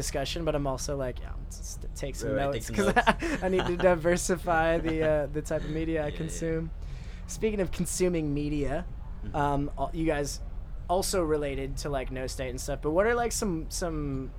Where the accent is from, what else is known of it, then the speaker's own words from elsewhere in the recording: Wisconsin, United States; moved away; I'm from a small town in Wisconsin